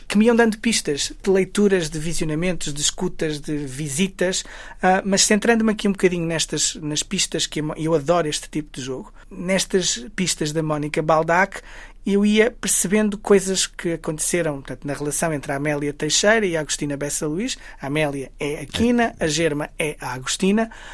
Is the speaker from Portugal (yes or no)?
yes; Guimarães, Norte, Portugal; Eu sou, sou, sou de Guimarães, sou do Entre Douro e Minho